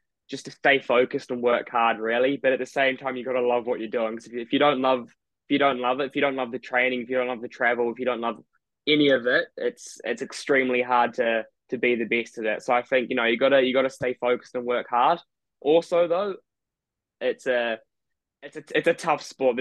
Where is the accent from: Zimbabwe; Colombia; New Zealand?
New Zealand; now in United Kingdom; I was born here, but I grew up in New Zealand, so I'm kind of new to the country.